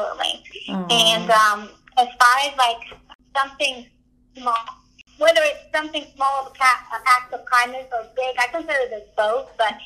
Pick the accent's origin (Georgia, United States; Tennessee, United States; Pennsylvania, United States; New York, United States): Tennessee, United States; Hendersonville; I said, I'm from Hendersonville.